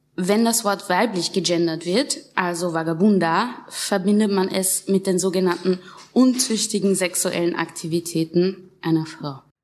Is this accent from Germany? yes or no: no; Linz, Upper Austria, Austria; aus Linz, so wie ich